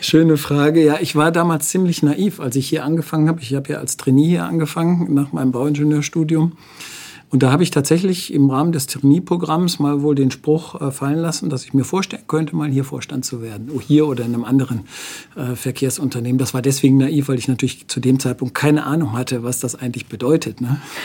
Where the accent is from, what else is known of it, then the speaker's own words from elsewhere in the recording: Wuppertal, North Rhine-Westphalia, Germany; now in Nuremberg, Germany; ich komme ja aus Wuppertal